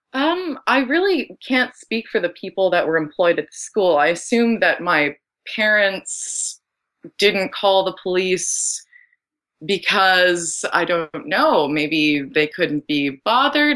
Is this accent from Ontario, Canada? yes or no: yes; Ottawa, Ontario, Canada; I grew up in Ottawa